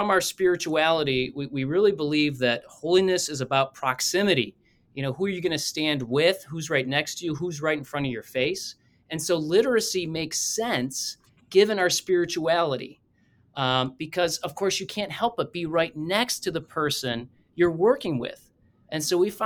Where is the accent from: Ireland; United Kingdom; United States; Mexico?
United States; Toledo, Ohio; My background, grew up here in Toledo, Ohio